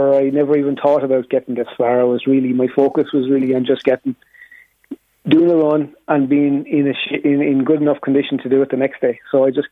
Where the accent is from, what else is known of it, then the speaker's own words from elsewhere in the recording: Wexford, Leinster, Ireland; moved away; Wexford, which is my local, I'm originally from Wexford